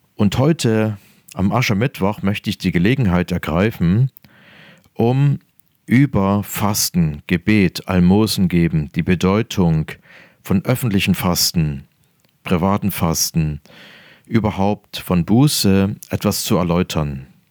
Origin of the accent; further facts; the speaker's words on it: near Dresden, Saxony, Germany; Ich bin geboren in der Nähe von Dresden